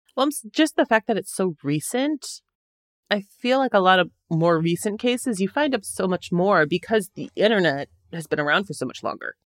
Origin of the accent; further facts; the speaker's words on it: Wisconsin, United States; I grew up in Wisconsin